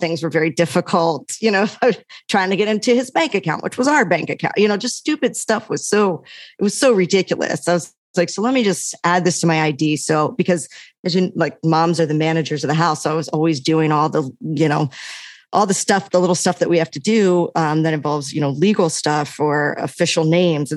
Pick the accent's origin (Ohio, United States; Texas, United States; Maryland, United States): Maryland, United States; moved away as an adult; now in Los Angeles, United States; the Greek community that I had growing up in Maryland